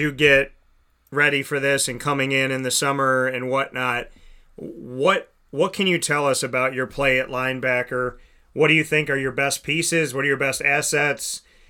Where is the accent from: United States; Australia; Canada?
United States; Syracuse, New York; my hometown of Syracuse.